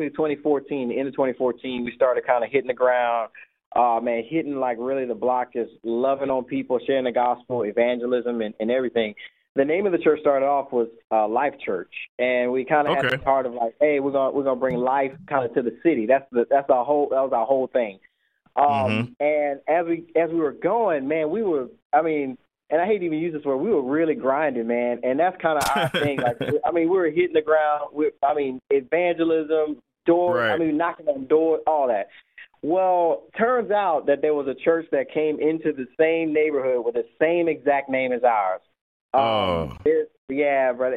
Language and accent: English; New Orleans, Louisiana, United States; also born or lived in Baton Rouge; I'm from New Orleans